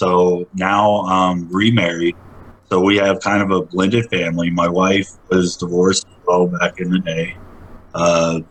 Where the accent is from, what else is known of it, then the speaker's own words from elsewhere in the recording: Hampton, Georgia, United States; I actually grew up in Hampton, Georgia